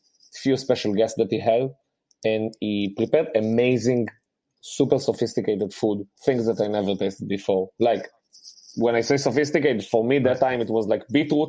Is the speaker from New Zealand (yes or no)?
no; Rehovot, Central District, Israel; English is a second language; moved away; I grew up in Rehovot. There is a huge Yemenite population there.